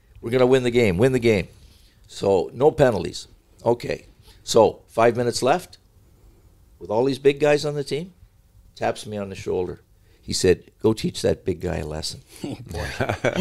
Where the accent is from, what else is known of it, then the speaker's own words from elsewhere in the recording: Canada; I'm a Canadian